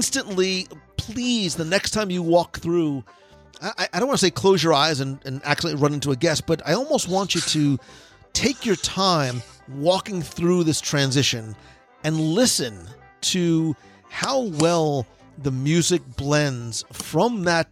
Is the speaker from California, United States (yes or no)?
no; New Jersey, United States; now in Florida, United States; I'm originally from Jersey